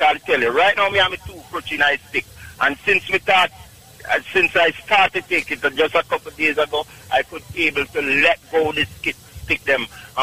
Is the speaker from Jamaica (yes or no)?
yes; Clark's Town, Trelawny, Jamaica; now in Bronx, New York, United States; Clarkstown, Jamaica, Trelawney